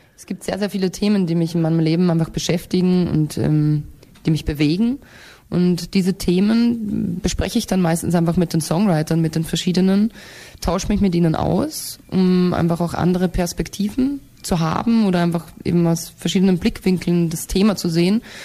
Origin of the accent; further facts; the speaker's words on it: Austria; wenn ich dann wieder nach Hause, nach Österreich kommen